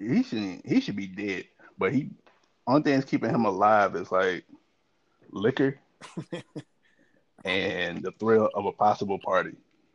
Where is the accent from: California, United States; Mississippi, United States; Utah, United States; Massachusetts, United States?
Mississippi, United States; I was born in Mississippi